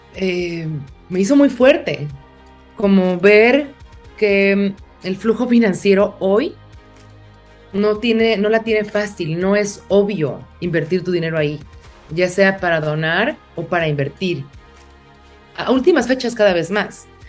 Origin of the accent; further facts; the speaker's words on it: Mexico City, Mexico; yo crecí en una ciudad, en la Ciudad de México